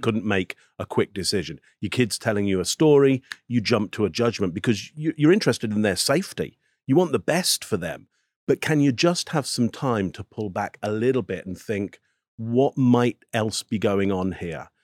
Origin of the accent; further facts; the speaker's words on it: England, United Kingdom; I'm from England, so I'm not American